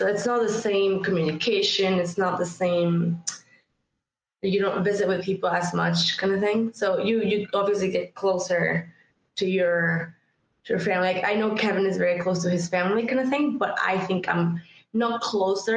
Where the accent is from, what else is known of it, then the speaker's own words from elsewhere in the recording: San Luis Potosí, Mexico; now in Canada; I was born and raised in Mexico, San Luis to be exact, which is four or five hours north of Mexico City.